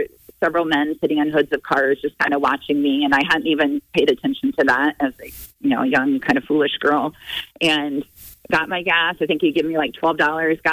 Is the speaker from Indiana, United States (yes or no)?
yes; Indiana, United States; I was from Indiana